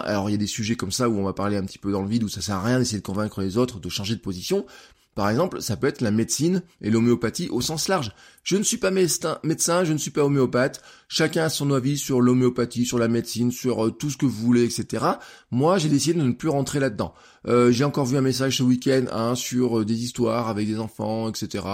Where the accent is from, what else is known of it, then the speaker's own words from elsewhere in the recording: France; en tant que citoyen, en tant que français